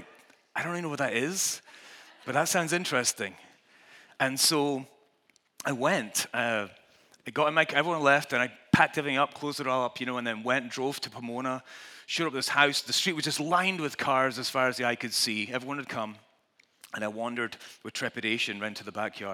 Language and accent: English; Scotland, United Kingdom; I'm Scottish